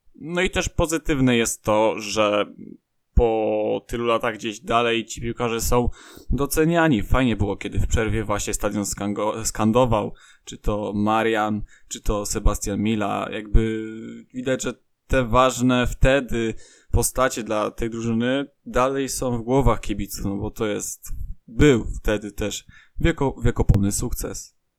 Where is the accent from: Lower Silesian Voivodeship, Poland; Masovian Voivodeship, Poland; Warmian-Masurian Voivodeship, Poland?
Lower Silesian Voivodeship, Poland; area around Lubin; ja jestem z okolic innych e, niż Wrocław, bo to tereny są głównie za Zagłębiem Lubin